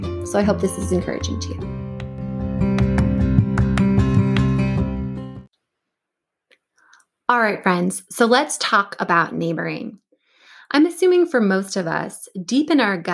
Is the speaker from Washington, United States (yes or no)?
yes; Washington State outside of Seattle, United States; also born or lived in Cambridge, Massachusetts / Pittsburgh, Pennsylvania; now in Virginia, United States; I grew up in Washington State outside of Seattle